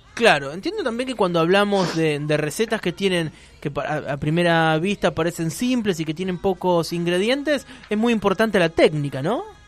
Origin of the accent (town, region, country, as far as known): Argentina